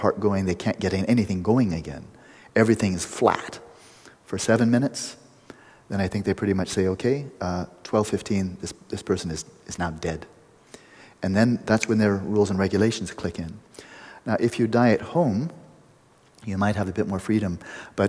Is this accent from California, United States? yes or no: yes; Pasadena, California, United States; a Vedanta center in Pasadena, my hometown